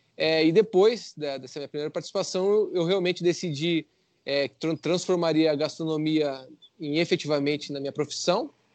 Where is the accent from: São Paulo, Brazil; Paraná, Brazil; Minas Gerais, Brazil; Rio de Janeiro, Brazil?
Paraná, Brazil; Curitiba; eu sou de Curitiba